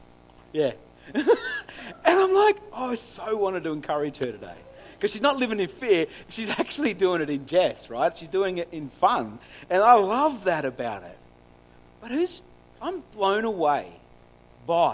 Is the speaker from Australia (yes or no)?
yes; New South Wales, Australia; now in Griffith, Australia; I grew up on the farm. I grew up on Orange Farm